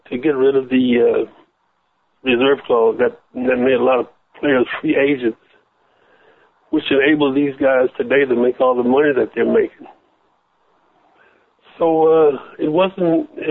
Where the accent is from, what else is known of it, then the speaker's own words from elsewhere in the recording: Michigan, United States; also born or lived in Southern United States; now in Los Angeles, United States; I was born in the South, and my mother moved me to the North, to Michigan